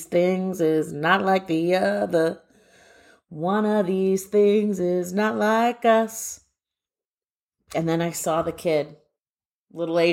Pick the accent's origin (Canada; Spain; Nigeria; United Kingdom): Canada; Guelph, Ontario; now in Waltham, United States; I grew up in Guelph, Ontario, Canada